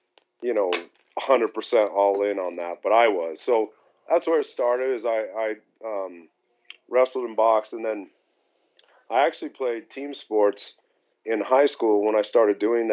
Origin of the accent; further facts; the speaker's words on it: Denver, Colorado, United States; I was born and raised here in Denver